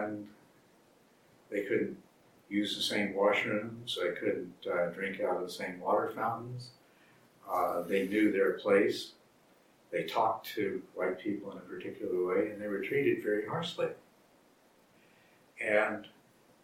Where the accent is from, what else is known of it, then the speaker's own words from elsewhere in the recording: Texas, United States; also born or lived in Arizona; I grew up in the South, first in Arizona and then in Texas